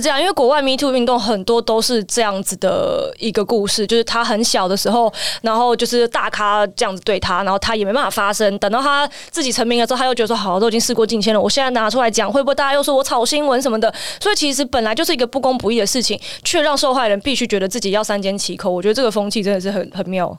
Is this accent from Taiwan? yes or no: yes; Taiwan; 我身为一个台湾人